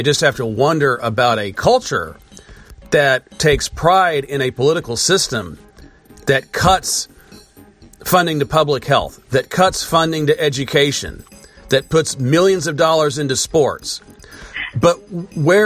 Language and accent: English; United States; as an American